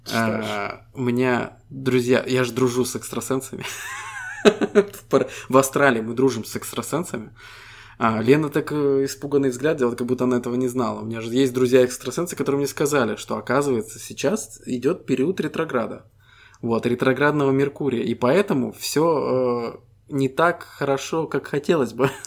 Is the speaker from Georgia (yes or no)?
no; Estonia; Мы ребята из Эстонии